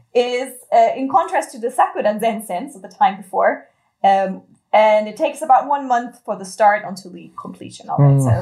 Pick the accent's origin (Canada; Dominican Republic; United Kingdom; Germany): Germany; now in Japan; So I'm coming from Germany, it gets pretty cold once we hit September